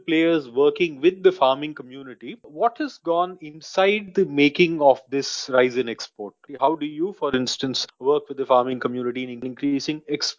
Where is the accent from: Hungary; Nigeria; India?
India; Tiruchirappalli, Tamil Nadu; I come from the south. I come from Tamil Nadu, near Trichy, where the Banana Research Institute of India is located.